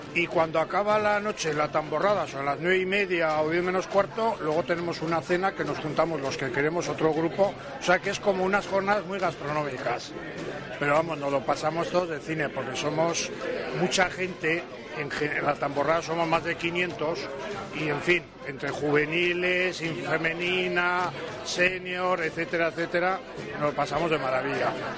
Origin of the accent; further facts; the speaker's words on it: Pamplona, Navarre, Spain; now in San Sebastián, Spain; yo siendo de Pamplona, pues efectivamente llevo ya mm, treinta y pico años en San Sebastián